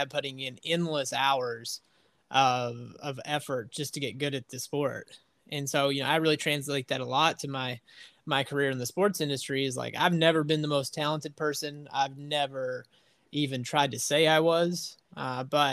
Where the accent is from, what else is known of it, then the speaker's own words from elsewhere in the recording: near the Kentucky border and Bristol, southwest Virginia, United States; accent: southern twang; I'm on the complete opposite side of the state of Virginia of you. I'm right on the Kentucky border. So I don't know if you can hear my southern twang. It tends to pop out after I go back home for a couple days